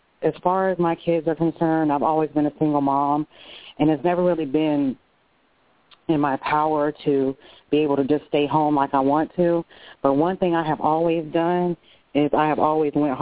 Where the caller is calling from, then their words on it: Tallahassee, Florida, United States; I'm calling from Florida, Tallahassee